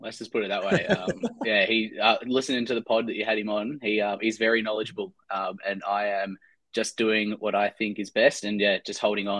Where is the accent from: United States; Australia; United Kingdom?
Australia; Melbourne, Victoria; I'm from Melbourne in Victoria.